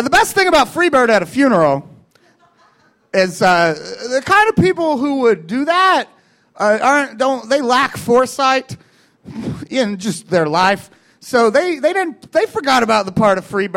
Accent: Kentucky, United States; moved away as an adult; also born or lived in Chicago; now in Los Angeles, United States; I'm from Kentucky

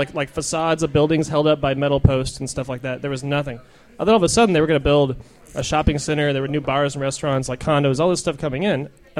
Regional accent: Knoxville, Tennessee, United States; now in Washington, D.C., United States; I'm from Tennessee originally.

